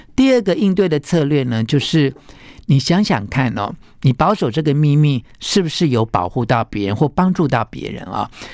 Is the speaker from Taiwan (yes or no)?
yes; Taiwan; 我来自台湾